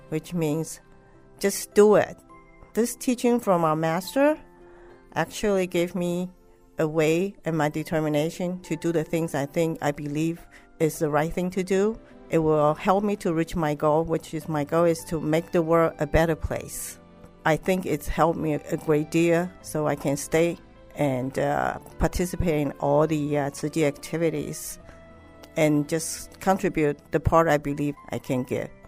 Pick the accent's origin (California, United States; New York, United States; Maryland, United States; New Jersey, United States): New Jersey, United States; I am from New Jersey.